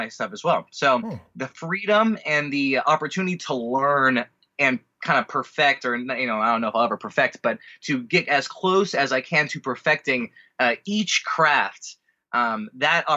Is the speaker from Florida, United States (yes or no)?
no; Orange County, California, United States; also born or lived in San Diego / Los Angeles; I am a California native. I was born in San Diego, only lived the first year of my life there, but then mostly raised in Orange County and moved up to L.A. to go to college here